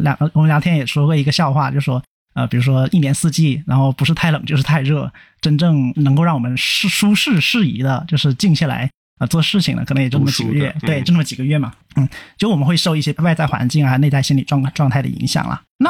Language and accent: Chinese; Nanning, Guangxi, China; moved away; 因为毕竟南宁是我的故乡嘛，那我也离开故乡蛮久了啊。